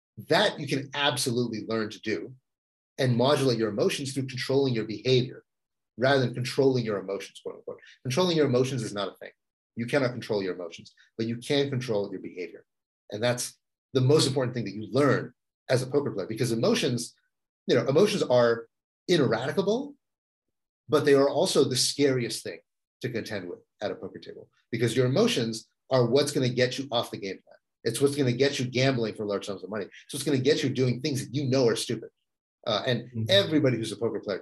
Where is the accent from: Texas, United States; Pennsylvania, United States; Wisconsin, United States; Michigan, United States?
Texas, United States; moved away as an adult; also born or lived in San Francisco; I grew up in Texas